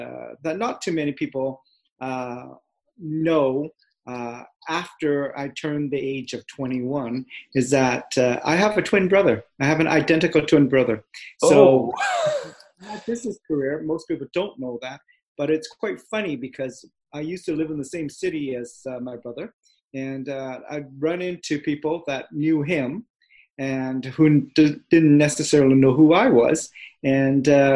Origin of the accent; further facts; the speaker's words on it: Canada; moved away as an adult; also born or lived in Vancouver; now in United Kingdom; I am a Canadian, but I reside in the UK